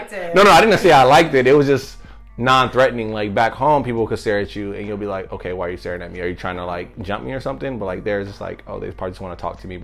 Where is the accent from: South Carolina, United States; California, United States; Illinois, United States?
California, United States; Colton; moved away as an adult; also born or lived in Oregon / San Francisco Bay Area; we came up from Colton High all the way to University of Oregon